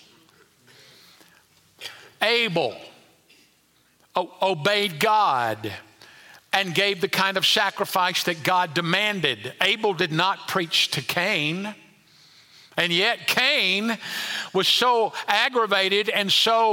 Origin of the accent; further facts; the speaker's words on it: United States; we as American believers don't suffer as much in the way of large-scale persecution